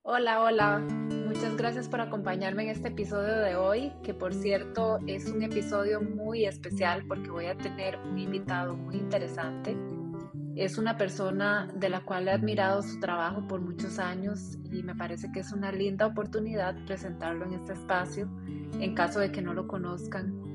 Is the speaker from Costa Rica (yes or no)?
yes; Costa Rica; como costarricense, como latinoamericana